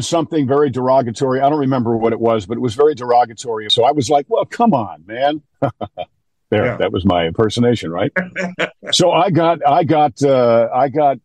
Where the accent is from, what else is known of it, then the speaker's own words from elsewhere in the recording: New York, United States; I'm from New York